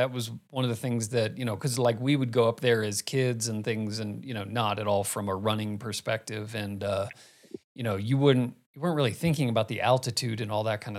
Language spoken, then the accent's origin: English; Arizona, United States; I grew up in Arizona.